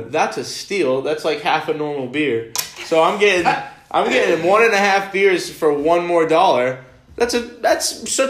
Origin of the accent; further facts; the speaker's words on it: Cape Cod, Massachusetts, United States; We're from the Cape, so we don't have the luxury of having a T station anywhere near us.